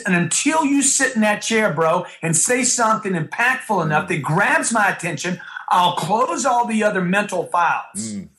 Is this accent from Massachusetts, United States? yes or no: no; Louisiana, United States; where I grew up in Louisiana